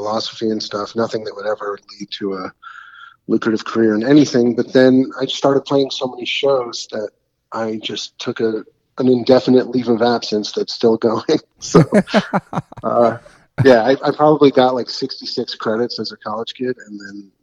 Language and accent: English; New York City, New York, United States; also born or lived in Ticehurst, East Sussex, England / Long Island / Los Angeles; I grew up mostly in New York City. Had short stints in England as a little kid